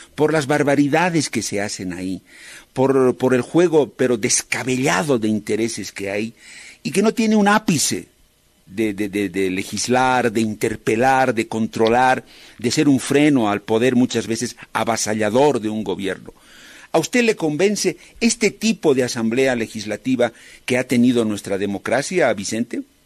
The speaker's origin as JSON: {"language": "Spanish", "country": "Bolivia"}